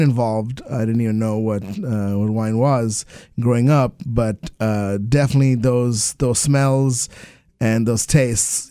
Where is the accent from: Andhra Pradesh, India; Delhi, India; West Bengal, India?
West Bengal, India; Kolkata; moved away; also born or lived in England; I grew up in Calcutta